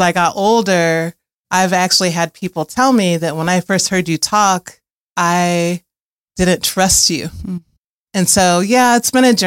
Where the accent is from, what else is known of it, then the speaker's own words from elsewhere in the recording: Chicago, Illinois, United States; moved away as an adult; now in Asheville, United States; I grew up in Chicago originally, but I've been in Asheville for longer than I've been anywhere, over 20 years